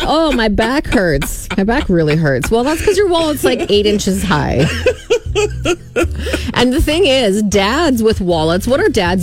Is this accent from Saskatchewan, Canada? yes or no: yes; Saskatchewan, Canada; I am from Saskatchewan